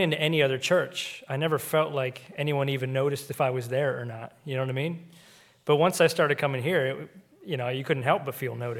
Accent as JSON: {"language": "English", "town": "Seattle", "region": "Washington", "country": "United States", "tie": "born or raised there", "moved": "yes", "lives_now": "Pennsylvania, United States", "said": "we grew up on the West Coast out in Seattle"}